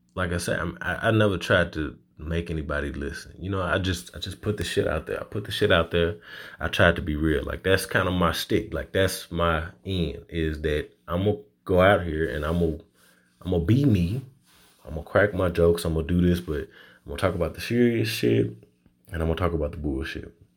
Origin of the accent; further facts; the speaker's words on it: Little Rock, Arkansas, United States; also born or lived in Louisiana; my hometown of Little Rock, Arkansas